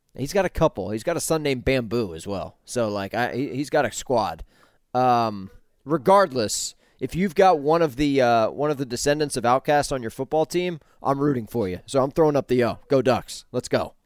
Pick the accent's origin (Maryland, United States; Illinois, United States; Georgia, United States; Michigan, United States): Georgia, United States; Atlanta; I'm a Georgia guy. I grew up in Atlanta.